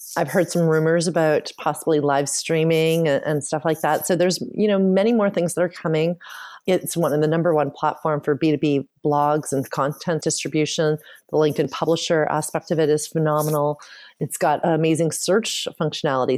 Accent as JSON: {"language": "English", "country": "Canada", "tie": "born or raised there", "said": "I was born and raised in Canada"}